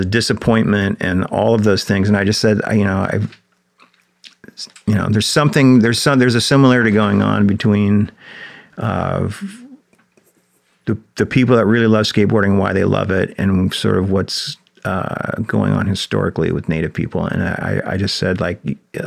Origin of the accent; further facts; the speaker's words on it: Big Sandy, Montana, United States; building a park in my hometown in Big Sandy